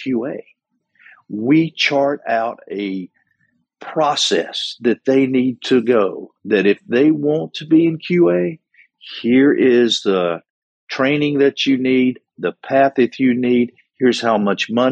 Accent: Wilkes County, North Carolina, United States; growing up in Wilkes County, North Carolina

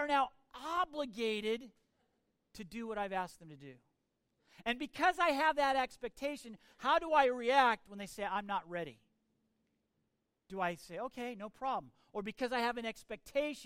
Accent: United States; I'm an American

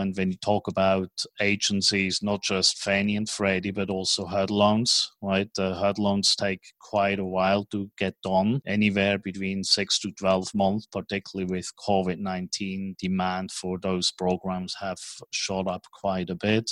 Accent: Switzerland; accent: Swiss; moved away as an adult; also born or lived in New York / Tokyo / Hong Kong; now in Dallas, United States; my strange accent is from Switzerland. So even though I have been living in Dallas and operating out of Dallas as a hub for the United States, I was born in Switzerland, grew up in Switzerland

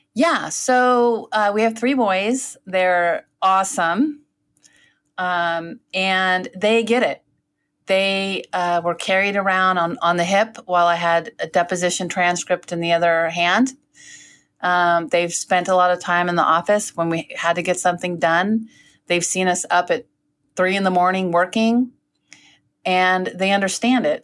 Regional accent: South San Francisco, California, United States; originally, I'm from South San Francisco. We called it South City

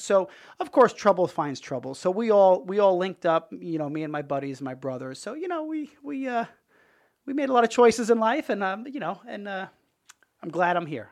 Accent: Dix Hills, New York, United States; moved away as an adult; also born or lived in Brooklyn, New York; now in Tampa, United States; I was born in Brooklyn. I lived there till I was, like, five, and then, uh, moved out to Long Island, and I was there, uh, till I was eighteen

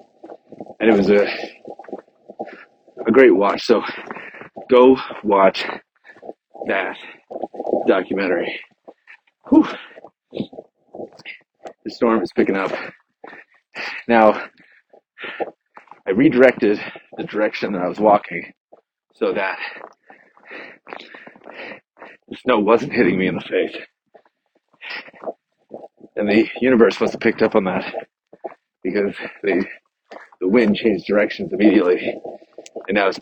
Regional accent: New Hampshire, United States; moved away; I grew up in New Hampshire, New England, and we would get pelted year after year with snow.

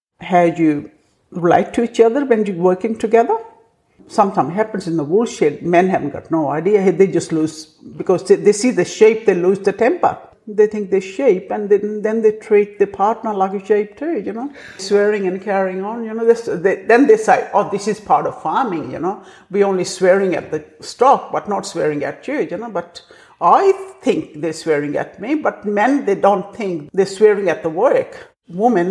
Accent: India; English is a second language; moved away as an adult; this new girl from India

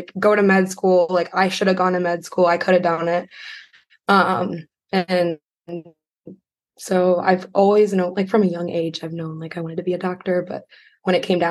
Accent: Cleveland, Ohio, United States; I'm from the Cleveland area

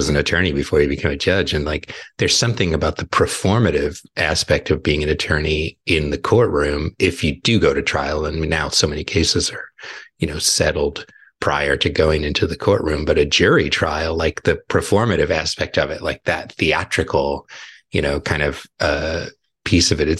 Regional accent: Southern California, United States; moved away; I grew up in Southern California too.

